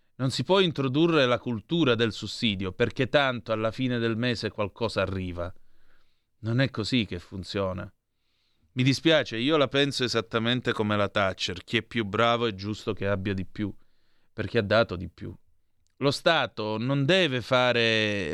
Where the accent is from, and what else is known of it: Calabria, Italy